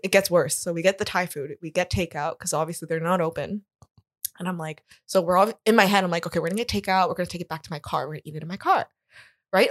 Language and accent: English; Toronto, Ontario, Canada; also born or lived in South Korea / Baltimore / Scarborough / Whitby; I grew up in Toronto. Since I was four, I was here